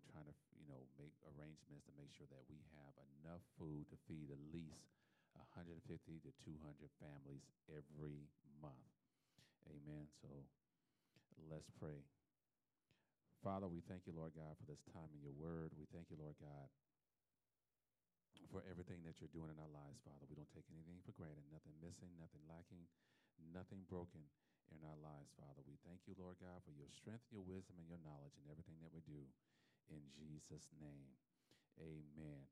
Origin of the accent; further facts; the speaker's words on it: South Florida, United States; I'm from South Florida